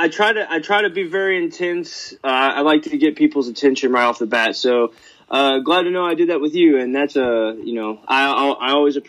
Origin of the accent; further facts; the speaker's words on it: Louisville, Kentucky, United States; also born or lived in Indiana; I moved from Indiana, like at the age of birth, to Kentucky to stay with my grandmother